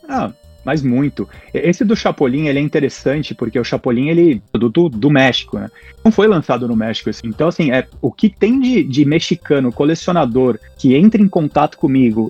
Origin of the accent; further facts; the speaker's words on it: São Paulo, Brazil; moved away as an adult; now in Portland, United States; eu sou de São Paulo, sou paulista e paulistano, morei a vida inteira em São Paulo, sou lá do bairro da, da Pompeia, hoje moro em Portland, aqui no, no Oregon